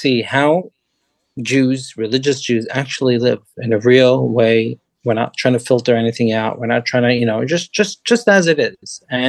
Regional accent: Sweden; I'm from Sweden.

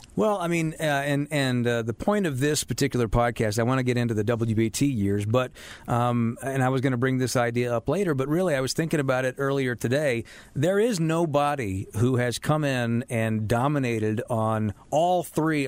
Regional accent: Charlotte, North Carolina, United States; I was born and raised here

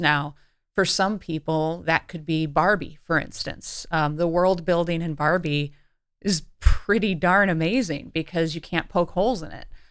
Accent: Cleveland, Ohio, United States; I grew up in Cleveland, Ohio

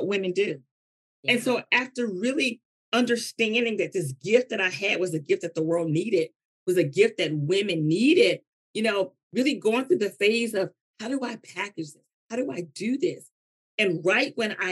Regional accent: North Carolina, United States; I'm from North Carolina

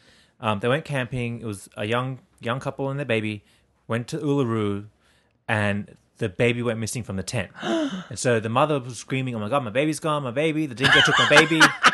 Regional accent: Australia; now in New York City, United States; I'm from Australia.

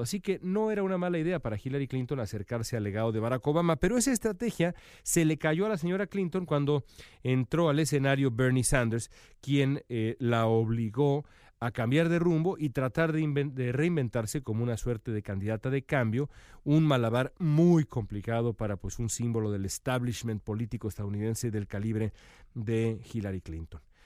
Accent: Mexico; now in United States; soy mexicano y vivo acá

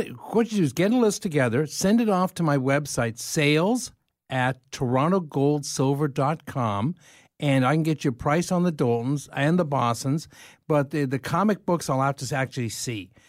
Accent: London, Ontario, Canada; moved away; also born or lived in Dublin / Kilkenny; I grew up in London.

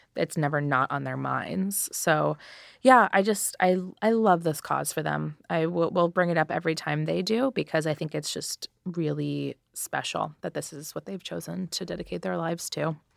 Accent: United States; I'm an American girl.

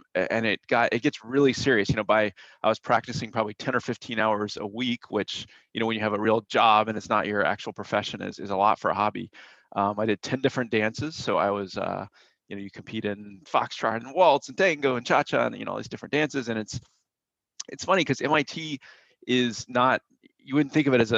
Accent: Atlanta, Georgia, United States; I grew up in Atlanta, Georgia

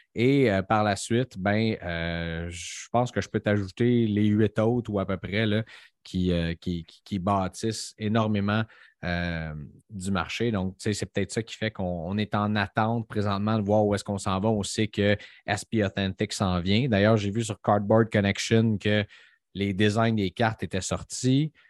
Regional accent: Montreal, Quebec, Canada; Nous autres, on vient de Montréal

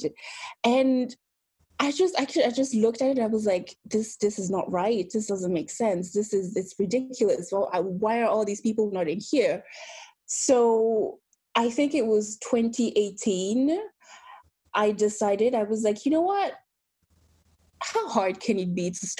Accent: Belgium; also born or lived in Benin; now in United Kingdom; Belgium, where I grew up.

